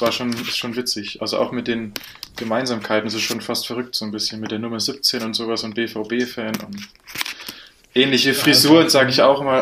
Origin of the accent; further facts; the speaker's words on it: a village an hour from Erfurt, Thuringia, Germany; moved away as an adult; now in Munich, Germany; ich komme ursprünglich nicht aus Erfurt, sondern eine Stunde weg